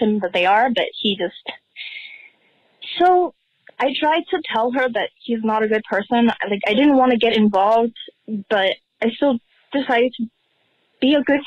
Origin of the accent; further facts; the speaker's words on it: Puerto Rico; I'm 15 years old. I'm from Puerto Rico